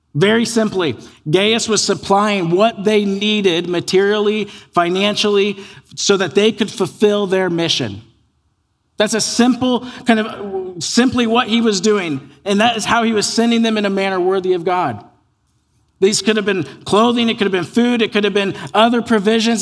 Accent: United States; born or raised there

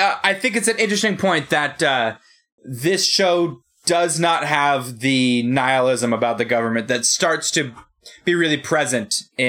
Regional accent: Hong Kong; born there; You know, I was born in Hong Kong.

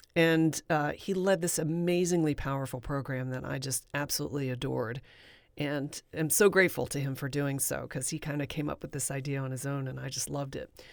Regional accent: Valley Forge, Pennsylvania, United States; I was born in Valley Forge, Pennsylvania, and I went to art school

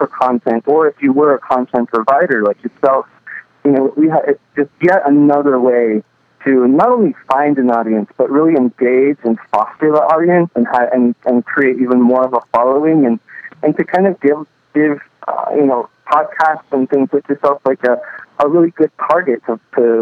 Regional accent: Nebraska, United States; some kid like me growing up in Nebraska

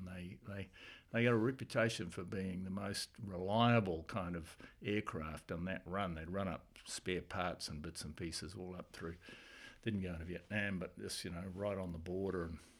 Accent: Blenheim, Marlborough, New Zealand; born there; also born or lived in Singapore / Auckland; Well, the old boy was in the Air Force. That's why I was born in Blenheim.

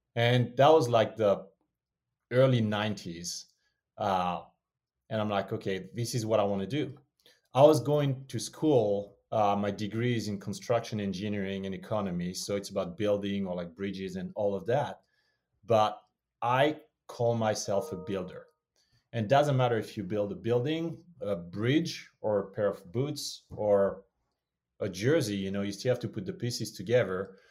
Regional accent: Montfermeil, Île-de-France, France; moved away; also born or lived in Martinique (parents); born and raised in Paris, France, or just outside of Paris, France, it's much easier to say Paris than Montfermeil

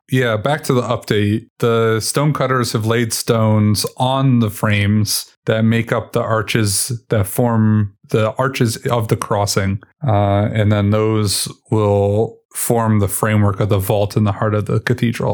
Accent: New England, United States; now in Colorado, United States; I, I grew up in New England

